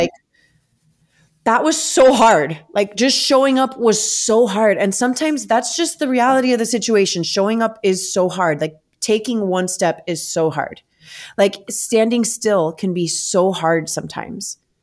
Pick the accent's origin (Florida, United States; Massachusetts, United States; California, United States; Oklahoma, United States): Florida, United States; South; the families in my home state in South Florida